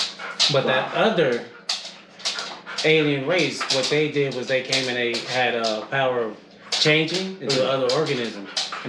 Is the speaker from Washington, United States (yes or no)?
no; Phoenix, Arizona, United States; also born or lived in Tucson, Arizona; I grew up in Phoenix, I was born in Tucson University.